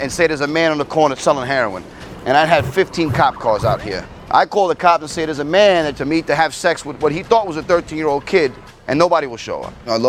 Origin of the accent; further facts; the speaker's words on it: New York City, New York, United States; I'm from Brooklyn, New York.